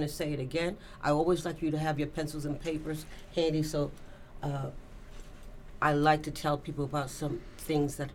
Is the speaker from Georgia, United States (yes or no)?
no; New York City, New York, United States; I was born in the Bronx and worked in the Bronx for 40-some years